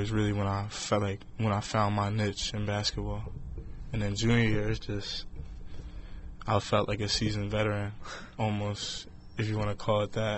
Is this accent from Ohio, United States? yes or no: no; Delaware, United States; I'm from Delaware.